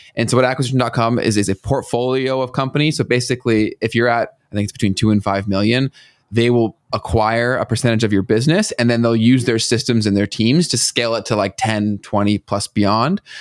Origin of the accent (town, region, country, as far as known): Canada